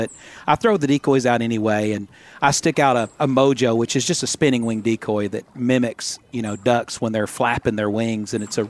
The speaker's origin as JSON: {"language": "English", "region": "Arkansas", "country": "United States", "tie": "born or raised there", "said": "You know, growing up in Arkansas, I think part of the culture of our state has all been influenced by duck hunting."}